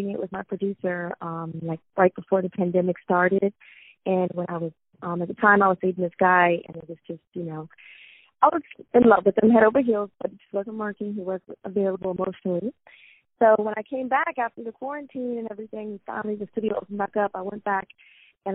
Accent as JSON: {"language": "English", "town": "Richmond", "country": "United States", "tie": "born or raised there", "said": "I grew up in Richmond"}